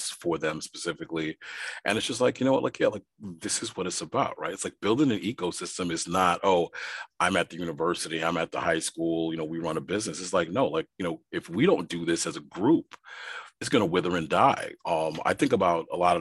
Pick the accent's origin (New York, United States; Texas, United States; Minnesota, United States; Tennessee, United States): New York, United States; New York City; I grew up in Brooklyn, New York